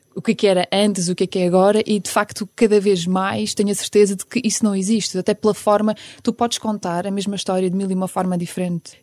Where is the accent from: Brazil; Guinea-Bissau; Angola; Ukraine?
Ukraine; now in Portugal; Apesar de a Ucrânia ser o meu país de origem, não é? Porque eu nasci lá